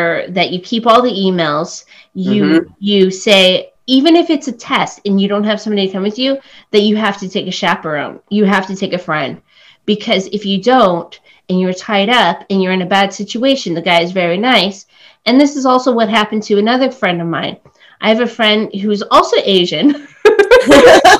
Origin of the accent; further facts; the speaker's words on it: Oakville, Ontario, Canada; first language English; also born or lived in Cambodia; now in Toronto, Canada; I grew up just outside of Toronto